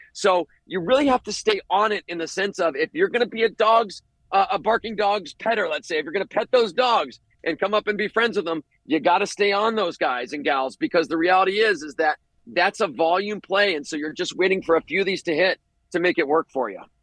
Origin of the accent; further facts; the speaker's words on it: Ohio, United States; I grew up in Ohio